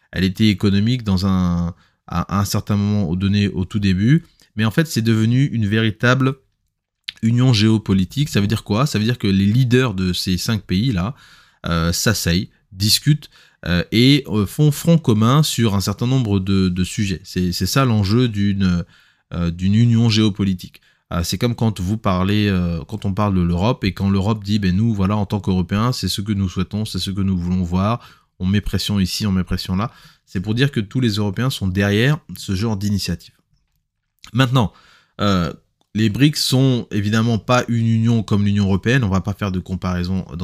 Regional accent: DR Congo; ça nous concerne, nous, en tant que Congolais, on doit se projeter

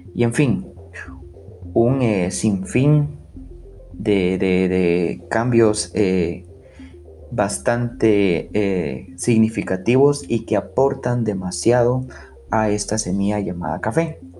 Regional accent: Guatemala; como buen chapín, como buen guatemalteco

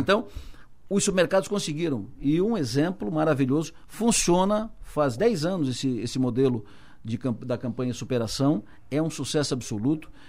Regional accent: Araranguá, Santa Catarina, Brazil; Eu nasci em, em Araranguá.

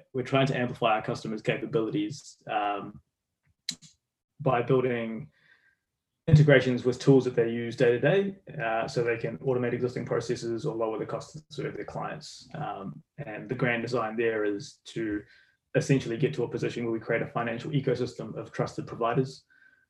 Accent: New Zealand; As you can tell from my accent, I'm from New Zealand. I'm a Kiwi.

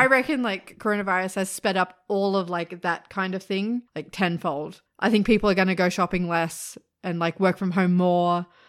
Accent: Sydney, New South Wales, Australia; Well, yeah, we're both from Sydney, so we know a lot of people that live there still.

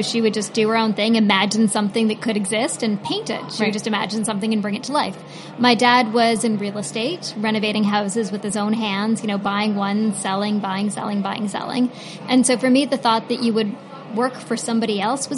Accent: Toronto, Ontario, Canada; Toronto, my hometown

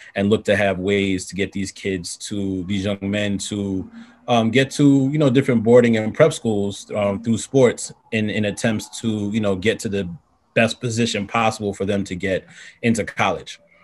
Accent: New York City, New York, United States; I'm born and raised in Far Rockaway, Queens

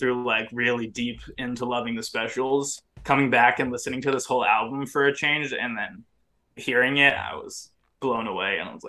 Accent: Orange County, California, United States; I'm also from Orange County

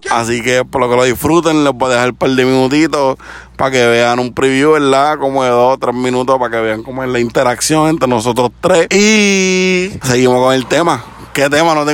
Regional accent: Connecticut, United States; Vamos a ver, hasta ahora pues se va a subir para allá, para Chicopi, Massachusetts, yo soy de Connecticut

